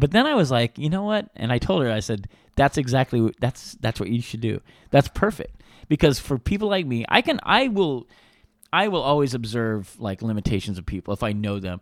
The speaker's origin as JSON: {"language": "English", "town": "Reno", "region": "Nevada", "country": "United States", "tie": "born or raised there", "said": "we grew up in Reno"}